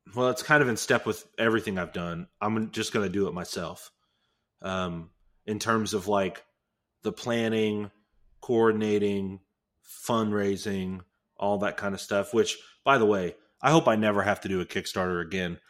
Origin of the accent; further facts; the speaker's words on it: Houston, Texas, United States; Leland's from Houston, I'm from Houston.